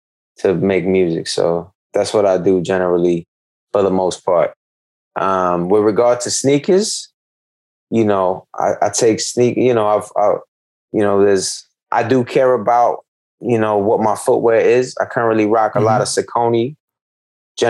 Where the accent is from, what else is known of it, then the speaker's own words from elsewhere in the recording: New York City, New York, United States; also born or lived in Corona, Queens; I'm from the building behind White Castles, across the street from the mall. I used to play ball in Left Rack and go to summer day camp in Left Rack every summer